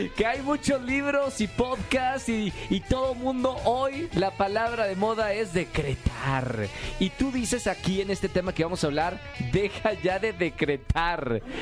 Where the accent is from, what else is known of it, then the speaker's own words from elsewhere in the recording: Monterrey, Nuevo León, Mexico; yo soy de Monterrey.